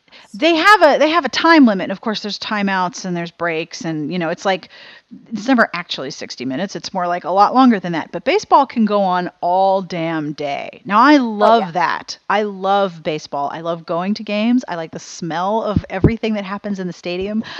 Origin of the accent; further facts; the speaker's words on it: Pittsburgh, Pennsylvania, United States; moved away as an adult; also born or lived in South Carolina; when I was growing up in Pittsburgh